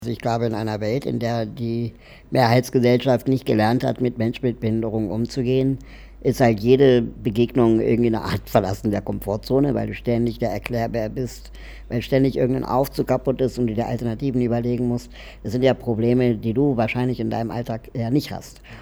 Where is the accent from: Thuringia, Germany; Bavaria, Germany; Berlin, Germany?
Berlin, Germany; ich bin ähm, in Berlin aufgewachsen